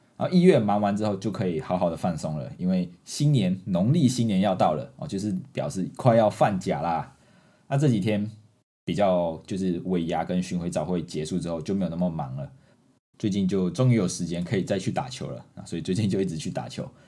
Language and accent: Chinese; Malaysia; accent: Malaysian Mandarin; moved away as an adult; now in Taiwan; 这个是马氏华语，马来西亚式华语。 不是我华语不好，是我们特有的华语